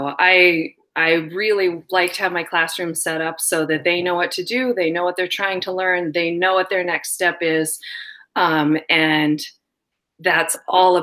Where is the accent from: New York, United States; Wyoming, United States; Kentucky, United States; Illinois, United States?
Wyoming, United States; moved away as an adult; also born or lived in Massachusetts; now in Vermont, United States; I grew up in Wyoming, kind of took some time off from school and poked around, lived in various places around the world